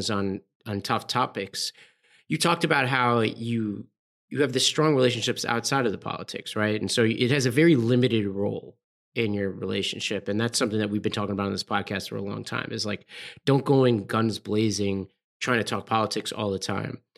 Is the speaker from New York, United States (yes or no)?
yes; New York City, New York, United States; I grew up in Staten Island, New York, around a bunch of firefighters and police officers